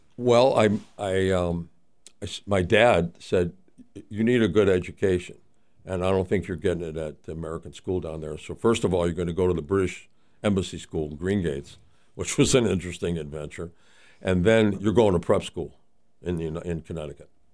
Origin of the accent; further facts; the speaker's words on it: Mexico City, Mexico; I grew up in Mexico City.